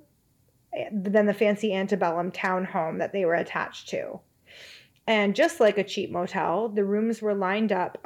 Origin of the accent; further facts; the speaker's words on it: Hamilton, Ontario, Canada; my hometown, Hamilton.